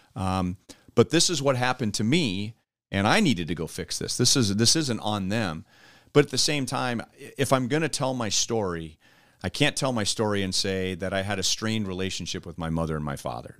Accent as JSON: {"language": "English", "town": "Los Angeles", "region": "California", "country": "United States", "tie": "born or raised there", "moved": "as an adult", "lives_now": "Kansas City, United States", "said": "I grew up in Los Angeles and they were living in New Mexico"}